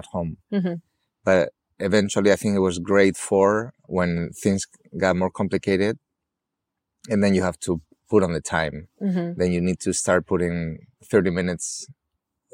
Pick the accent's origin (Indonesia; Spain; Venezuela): Spain; Valladolid, Castile and León; moved away as an adult; also born or lived in Malaga; now in Marbella, Spain; I came back to my hometown still to Valladolid